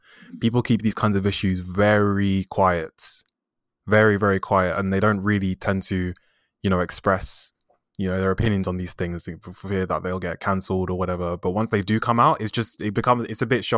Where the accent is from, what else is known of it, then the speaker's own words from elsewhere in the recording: United Kingdom; I'm Black British. Both my parents are from Nigeria and they're educated in the UK. So I think that makes me first generation since I was born in the UK.